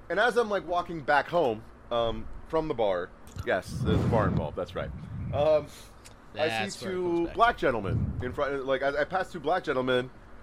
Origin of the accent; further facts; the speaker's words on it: San Francisco, California, United States; I'm from San Francisco